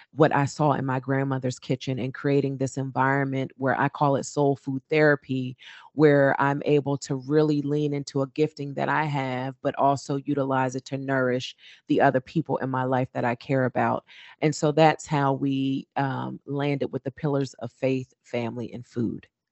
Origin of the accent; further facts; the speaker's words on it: Trenton, New Jersey, United States; growing up in my hometown of Trenton, New Jersey